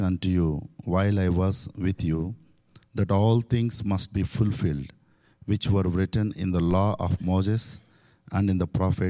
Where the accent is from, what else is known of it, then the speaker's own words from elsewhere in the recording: India; as an Indian, I gave my heart to Jesus and I took it a challenge to reach and preach about the forgiveness and the love and the hope to my country.